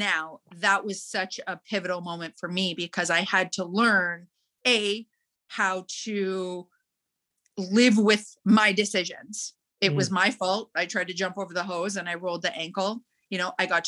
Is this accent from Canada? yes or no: yes; Calgary, Alberta, Canada; Growing up in Calgary